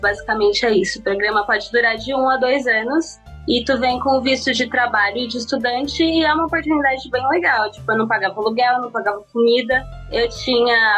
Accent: Brazil; moved away as an adult; now in United States; a gente que é de São Paulo e do Rio

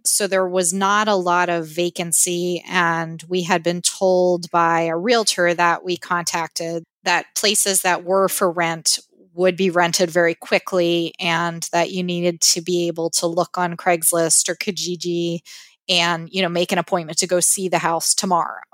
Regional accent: Pennsylvania, United States; moved away as an adult; also born or lived in San Francisco Bay Area, California; now in Victoria, Canada; I grew up, as did my husband, in Pennsylvania

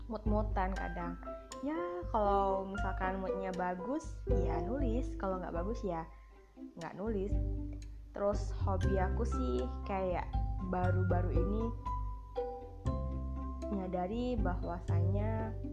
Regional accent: Batang Hari, Jambi, Indonesia; nggak nggak begitu familiar ya di batang hari daerah Jambi mungkin kalian pernah

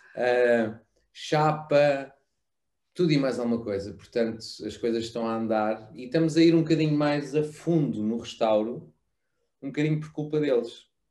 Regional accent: Melides, Alentejo, Portugal; em Melides, na costa alentejana, uh, local onde eu cresci e, e fiz todas minha, as minhas férias de infância desde, desde pequeno

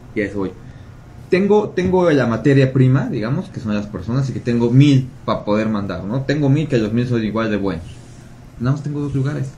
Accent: Mexico; es una cultura que tenemos los mexicanos

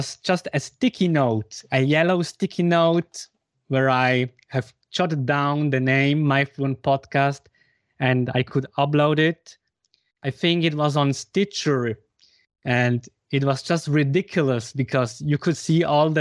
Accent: German-speaking Switzerland, Switzerland; first language Spanish and Swiss German; English is a second language; I come from Switzerland, from the German-speaking part of Switzerland. And I grew up bilingually, Spanish, because my father comes from Argentina, and Swiss-German, because my mother comes from Switzerland.

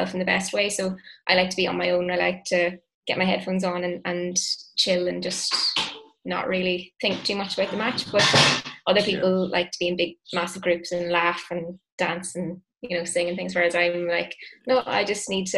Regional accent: Enniskillen, Northern Ireland, United Kingdom; I grew up in Enniskillen and I lived literally like 200 metres from the rugby club there

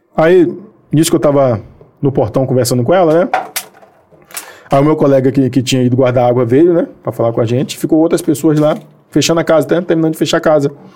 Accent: Bahia, Brazil; now in Rio de Janeiro, Brazil; eu sou baiano

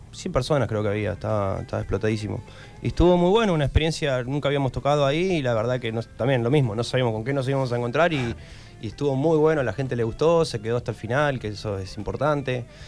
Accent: Buenos Aires Province, Argentina; éramos de provincia de Buenos Aires

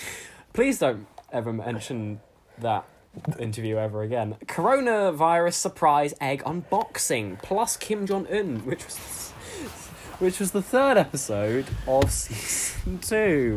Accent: Australia; I'm obviously from Australia and you're not.

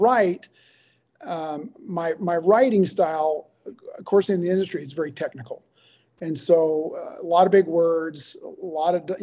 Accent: the South, United States; growing up in the South

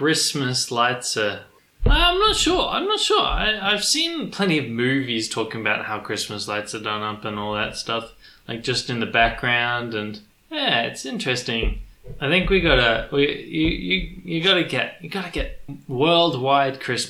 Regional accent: Australia; we're Australian

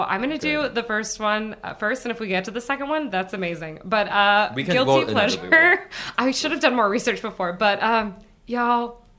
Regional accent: Portland, Oregon, United States; moved away as an adult; also born or lived in Los Angeles; now in Chicago, United States; I grew up very, like... I grew up in Portland, right?

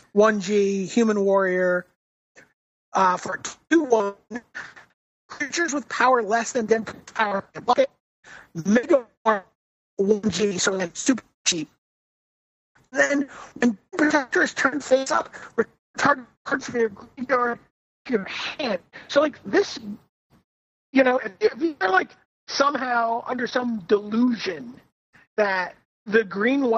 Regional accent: New York City, New York, United States; accent: Brooklyn; my Brooklyn accent

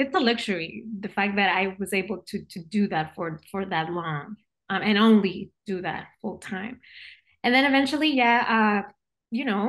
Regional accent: Puerto Rico; moved away as an adult; now in California, United States; I was born and raised in Puerto Rico

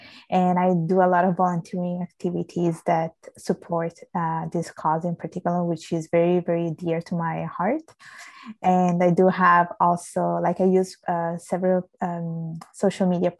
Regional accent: Italy; accent: Italian; moved away as an adult; now in Canada; I was born and raised in Italy from parents that are from Bangladesh

